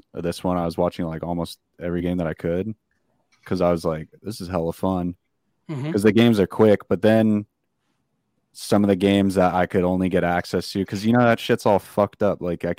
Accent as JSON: {"language": "English", "region": "California", "country": "United States", "said": "I know I'm from California"}